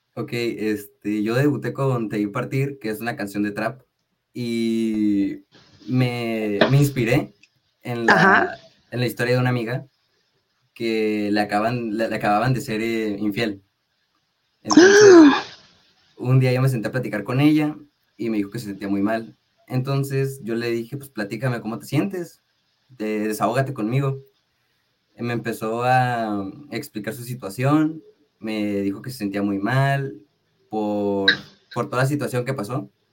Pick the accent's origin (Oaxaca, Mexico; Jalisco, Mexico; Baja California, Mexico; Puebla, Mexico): Baja California, Mexico; Tijuana; also born or lived in Sinaloa; Yo soy de Tijuana, Baja California. Soy nacido aquí, en Tijuana